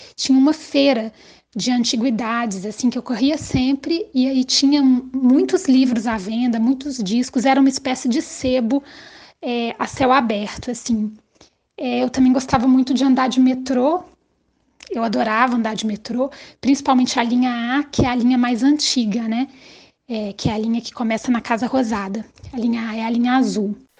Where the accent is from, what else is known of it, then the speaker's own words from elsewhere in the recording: Minas Gerais, Brazil; sou mineira e Minas Gerais é considerada a terra do doce de leite